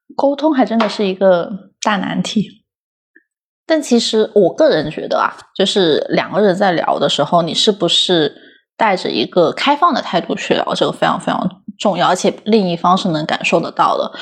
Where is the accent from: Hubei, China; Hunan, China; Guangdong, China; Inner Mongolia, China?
Guangdong, China; 我在广东长大